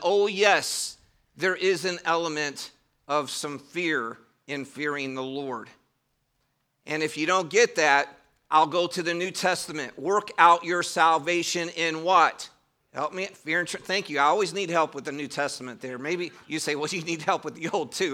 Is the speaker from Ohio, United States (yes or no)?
yes; Cleveland, Ohio, United States; moved away; I did grow up in Cleveland, Ohio, in a southern home